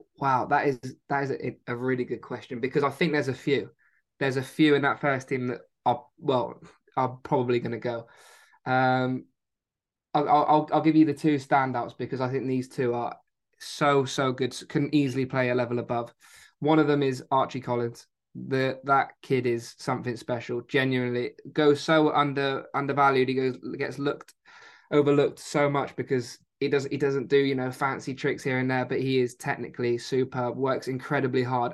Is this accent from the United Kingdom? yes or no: yes; Exeter, South West England, United Kingdom; born or raised there; also born or lived in Spain